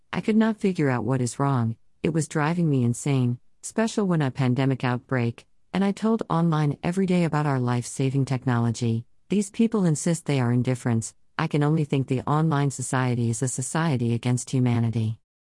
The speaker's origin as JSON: {"language": "English", "country": "China", "tie": "born or raised there", "also_born_or_lived": "Shanghai, China / Germany", "second_language": "English", "moved": "as an adult", "lives_now": "Alexandria, Virginia, United States", "said": "I born in China"}